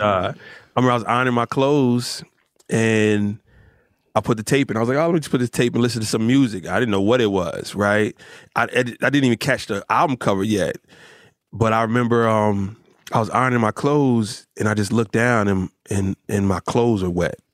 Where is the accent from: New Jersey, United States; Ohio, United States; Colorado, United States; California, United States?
New Jersey, United States; Rahway; also born or lived in Newark, New Jersey; I was born in Newark, but I was raised in Rahway